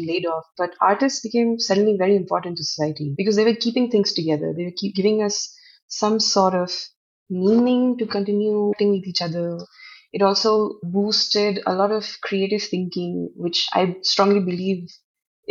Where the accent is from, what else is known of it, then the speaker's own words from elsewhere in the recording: Northeast India, India; I come from the Northeast. Northeast itself is, Assam is, has the highest number of tribes in the country